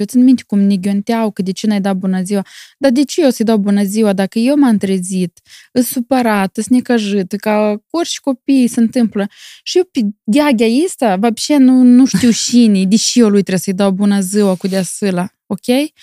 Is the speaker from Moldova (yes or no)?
yes; Moldova; now in Milan, Italy; Eu sunt mândră că sunt moldoveancă